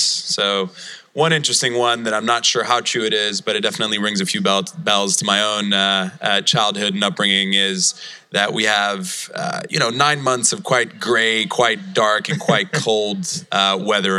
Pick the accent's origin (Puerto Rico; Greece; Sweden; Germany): Sweden; Malmö, Skåne; Malmo, Sweden, my hometown.